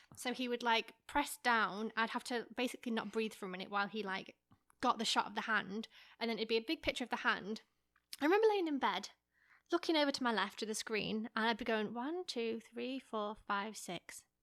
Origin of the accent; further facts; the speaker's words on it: England, United Kingdom; moved away; I'm from England